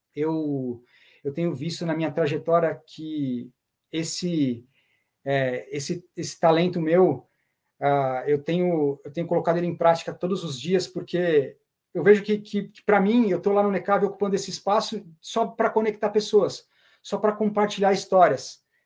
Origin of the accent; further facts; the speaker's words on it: São Paulo, Brazil; sou natural de São Paulo, São Paulo mesmo